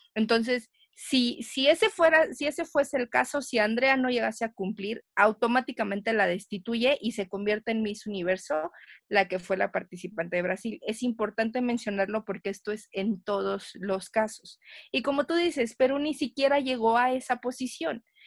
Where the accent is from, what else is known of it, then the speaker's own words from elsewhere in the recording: Mexico; nosotros como mexicanos